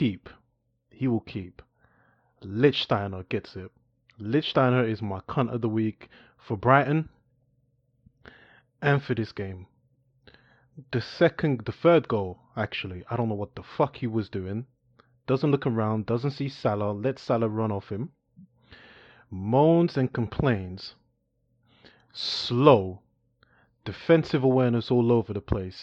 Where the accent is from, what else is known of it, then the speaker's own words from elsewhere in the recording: Paris, Île-de-France, France; moved away; I grew up in Paris